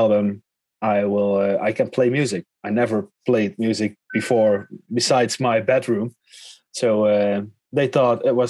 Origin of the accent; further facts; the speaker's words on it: southern Netherlands, Netherlands; we're both from Holland. I'm from the south